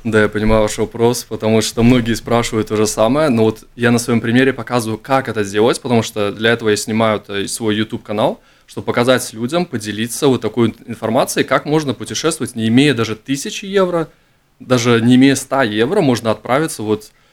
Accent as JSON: {"language": "Russian", "country": "Latvia", "said": "я из Латвии"}